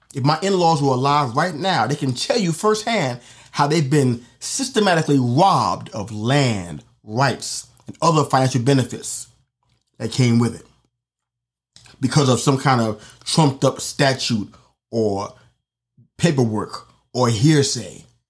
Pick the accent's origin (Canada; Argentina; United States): United States; New York City, New York; my hometown, for example, on the Upper East Side